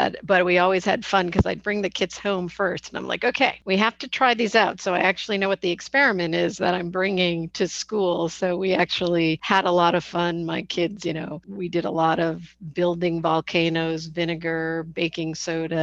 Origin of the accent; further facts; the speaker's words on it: Connecticut, United States; I happen to grow up in Connecticut, just an hour north of where I live now